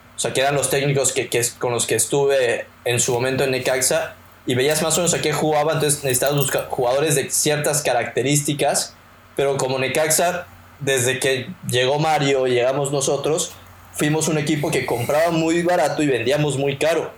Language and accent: Spanish; Mexico; nosotros como mexicanos